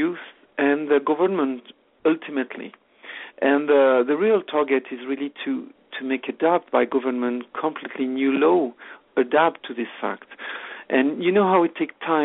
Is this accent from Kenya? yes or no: no; France; English is a second language; moved away as an adult; now in Canada; I'm French originally, no longer now, I'm become Canadian